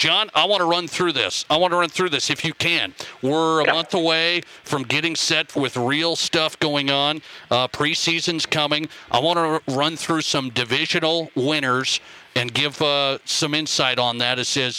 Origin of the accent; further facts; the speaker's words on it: just outside of Billings, Montana, United States; Billings. Yes, I was just outside of Billings. That's where I grew up.